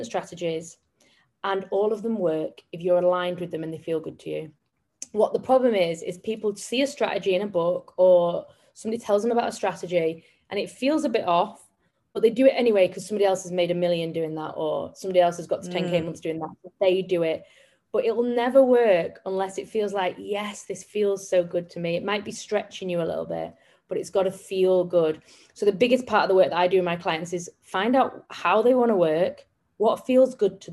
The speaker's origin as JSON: {"language": "English", "town": "Manchester", "region": "North West England", "country": "United Kingdom", "said": "I come from Manchester in England"}